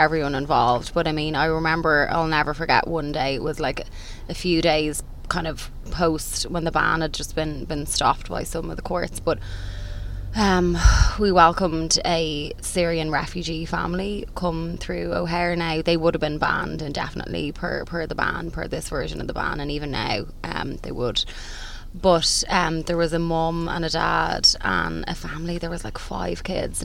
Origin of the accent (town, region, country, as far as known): Ireland